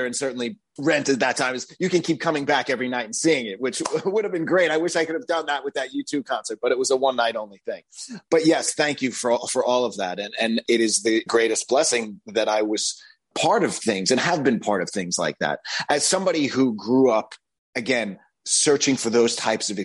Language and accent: English; Long Island, New York, United States; born or raised there; also born or lived in Bronx, New York